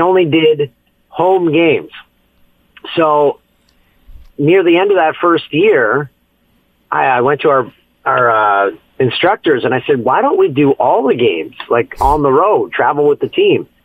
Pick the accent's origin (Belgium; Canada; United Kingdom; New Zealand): Canada; Peterborough, Ontario; moved away as an adult; also born or lived in Ottawa / Vancouver; my hometown of Peterborough, Ontario